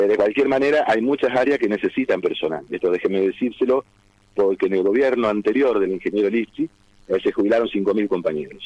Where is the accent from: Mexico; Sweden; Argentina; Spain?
Argentina; now in Santa Fe, Argentina